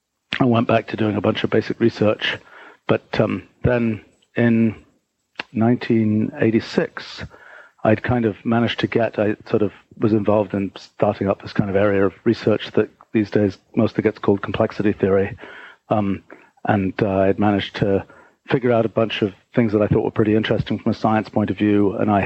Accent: England, United Kingdom; So, back in the day, so I grew up in England and I was sort of I got interested in science when I was really young.

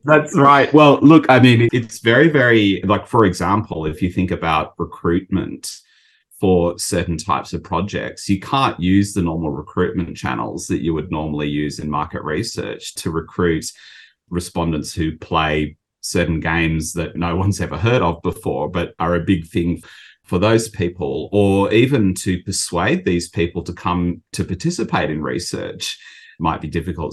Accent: Australia; moved away as an adult; now in Japan; I'm from Australia

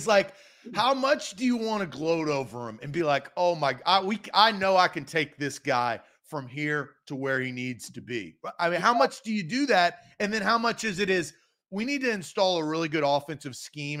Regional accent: Tennessee, United States; I actually was born and raised in Tennessee. I live in Tennessee now

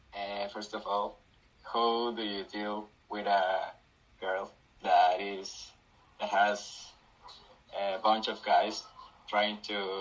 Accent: Ecuador; Hi, I'm from Ecuador, first of all.

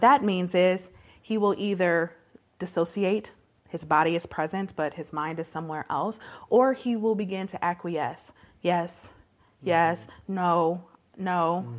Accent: Detroit, Michigan, United States; I was born and raised in Detroit, Michigan, proper, in the city

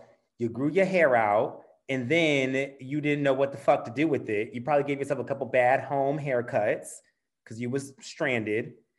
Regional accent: St. Louis, Missouri, United States; now in Chicago, United States; we're from St. Louis.

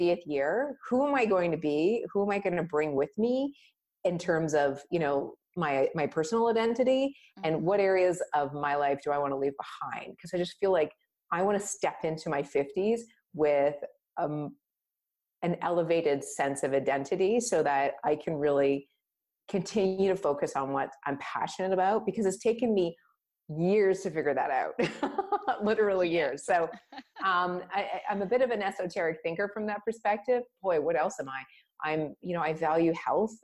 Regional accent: Canada; I was born in Canada

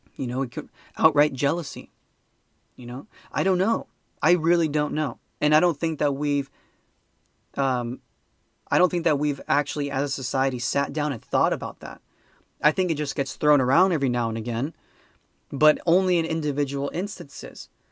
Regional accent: United States; I'm an American

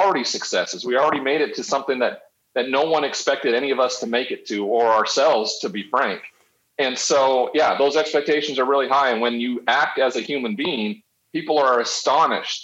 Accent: Montana, United States; moved away as an adult; I'm from Montana. I'm the only first round draft pick ever from the state of Montana.

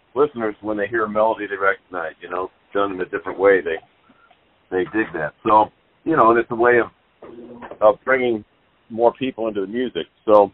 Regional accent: Omaha, Nebraska, United States; moved away as an adult; now in New York City, United States; even since growing up in Omaha, when I first started playing jazz

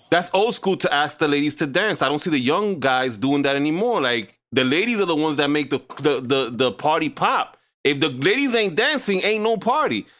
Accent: New York City, New York, United States; I grew up in the Heights

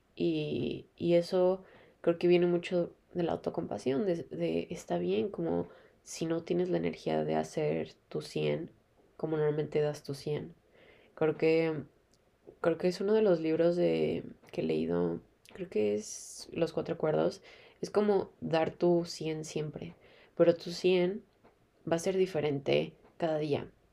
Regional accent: Mexico; moved away; soy de México, ustedes saben, o sea, siempre hay sol en México

